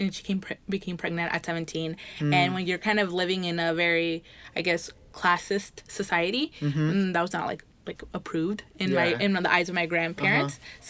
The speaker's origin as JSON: {"language": "English", "town": "Canby", "region": "Oregon", "country": "United States", "tie": "born or raised there", "also_born_or_lived": "Pomona, California"}